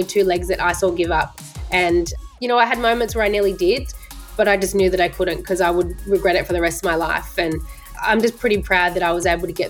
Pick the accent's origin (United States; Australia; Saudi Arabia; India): Australia; Geelong, Victoria; moved away as an adult; also born or lived in Melbourne; I moved away from my family from Geelong up to Melbourne